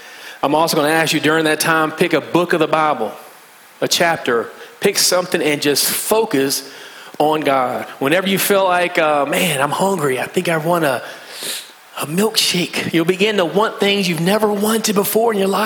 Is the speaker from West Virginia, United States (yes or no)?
yes; West Virginia, United States; accent: country slang; moved away; I'm from West Virginia, so I have a bit of a country slang